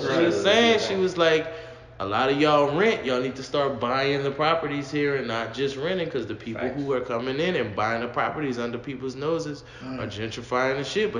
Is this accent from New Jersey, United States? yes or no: no; New Orleans, Louisiana, United States; I'm Big West Side. Algiers, Gretna, Murrow, Harvey, all those encompassing area. I'm from that side of the room.